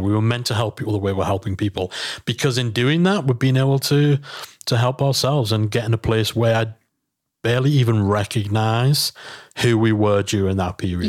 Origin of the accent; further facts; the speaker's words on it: England, United Kingdom; we're English